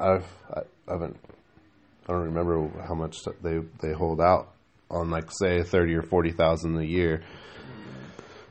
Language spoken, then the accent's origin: English; United States; I was born here